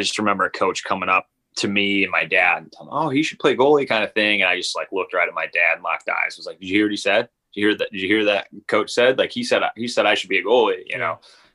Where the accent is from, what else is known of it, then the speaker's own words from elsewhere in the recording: St. Louis, Missouri, United States; I grew up in St. Louis, Missouri, and, you know, it's considered a baseball town